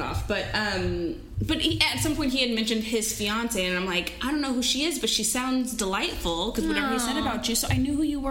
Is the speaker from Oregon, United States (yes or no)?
yes; Portland, Oregon, United States; also born or lived in Texas / San Jose, California; But I was technically raised on the West Coast. {S3} Oh, where? {S4} San Jose, California, and Portland, Oregon.